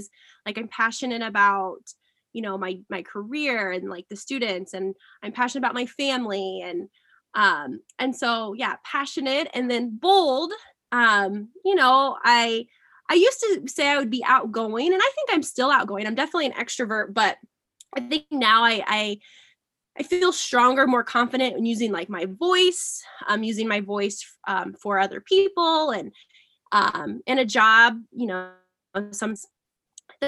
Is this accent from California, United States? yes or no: no; Southeast Iowa, United States; now in Ankeny, United States; I am from Southeast Iowa. I went to the same high school that Chelsea went